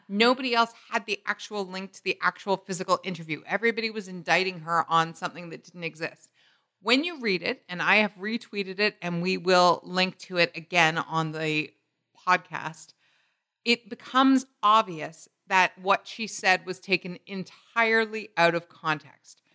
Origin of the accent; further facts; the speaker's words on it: United Kingdom; growing up in Britain.